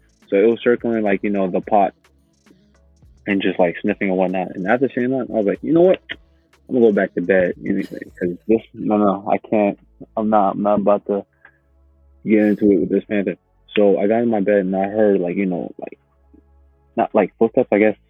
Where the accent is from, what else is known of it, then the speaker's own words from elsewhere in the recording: Uganda; moved away; ever since we came from Uganda